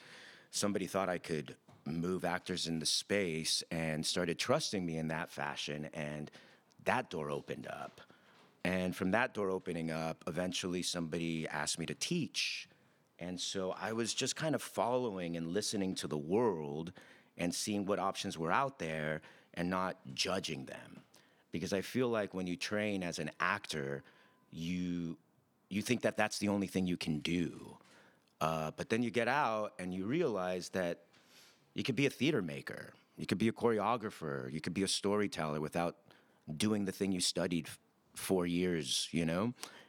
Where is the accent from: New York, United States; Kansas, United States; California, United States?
California, United States; Commerce; Yeah, I grew up in the City of Commerce, right outside East Los Angeles.